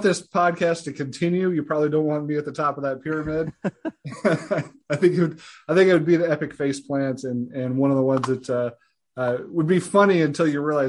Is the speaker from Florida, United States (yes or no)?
no; near Shatto Milk Farm, Missouri, United States; I grew up right near Chateau Milk Farms and grew up knowing that family for years.